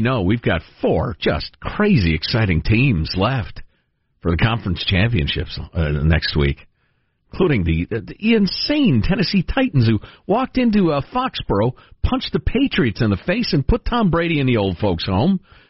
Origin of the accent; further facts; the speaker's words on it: Ireland; And I'm an Irishman.